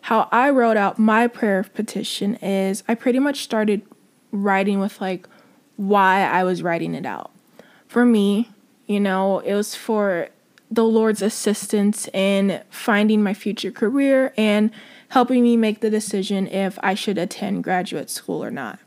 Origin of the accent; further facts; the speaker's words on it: United States; as American Christians, we forget how privileged we are and how lucky we are to live where we live